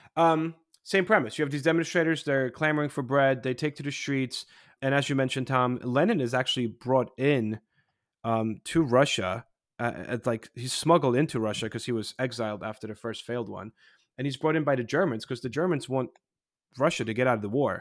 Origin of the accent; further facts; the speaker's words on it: Poland; moved away; when I was growing up in Poland in the 80s